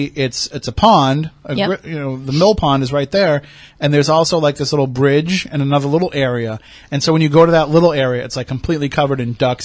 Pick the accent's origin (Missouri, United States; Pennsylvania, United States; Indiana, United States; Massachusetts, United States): Massachusetts, United States; Plymouth; I grew up in Plymouth. I know the area.